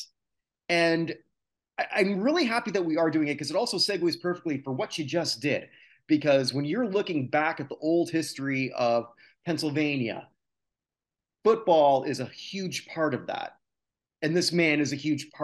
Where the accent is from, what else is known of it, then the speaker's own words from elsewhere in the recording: Canada; I'm a Canadian